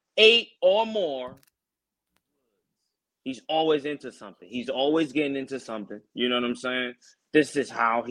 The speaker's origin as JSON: {"language": "English", "country": "Nigeria", "tie": "born or raised there", "moved": "yes", "said": "when I was growing up in Nigeria"}